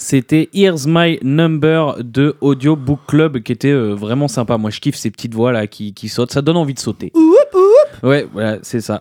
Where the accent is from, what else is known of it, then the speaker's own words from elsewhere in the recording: France; on est français.